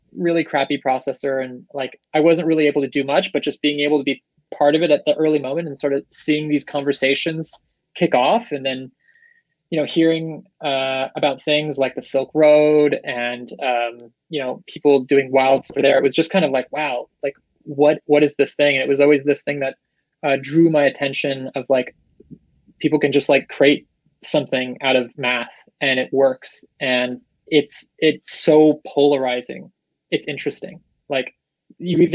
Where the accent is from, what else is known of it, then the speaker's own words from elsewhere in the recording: Seattle, Washington, United States; now in San Francisco, United States; I'm in SF, originally from Seattle